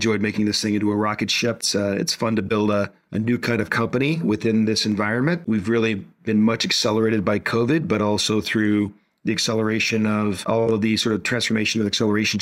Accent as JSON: {"language": "English", "country": "Hong Kong", "tie": "born or raised there", "also_born_or_lived": "Boston", "moved": "yes", "lives_now": "Cincinnati, United States", "said": "I was born and raised in Asia. My hometown is Hong Kong."}